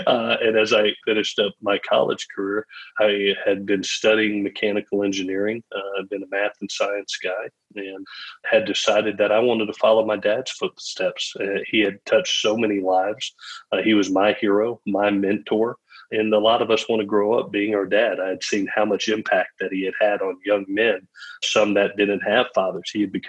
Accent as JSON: {"language": "English", "town": "Gainesville", "region": "Florida", "country": "United States", "tie": "born there", "said": "I was born in Gainesville, Florida, when he was coaching at the University of Florida."}